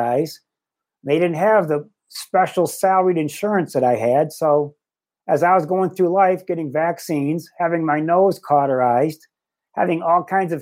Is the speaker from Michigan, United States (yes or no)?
yes; Livonia, Michigan, United States; growing up in Livonia, Michigan